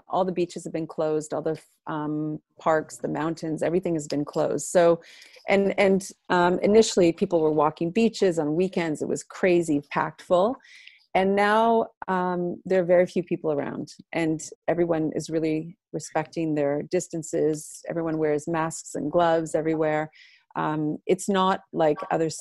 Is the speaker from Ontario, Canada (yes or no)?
no; Montreal, Quebec, Canada; also born or lived in Maine; I'm actually from Montreal